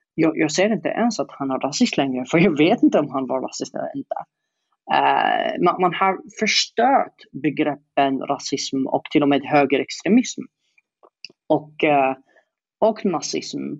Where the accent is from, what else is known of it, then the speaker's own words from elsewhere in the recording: Yemen; Swedish is a second language; moved away as an adult; now in Sweden; sitta i Yemen i 20 år